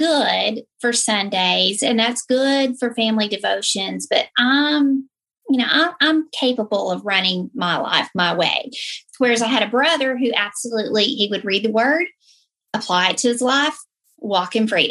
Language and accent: English; the South, United States; I was raised in the South. You know, as soon as I open my mouth, most of you will know that's where I came from